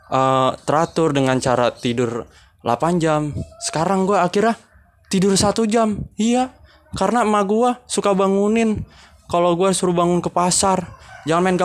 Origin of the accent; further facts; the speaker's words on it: Bekasi, West Java, Indonesia; saya dari Bekasi.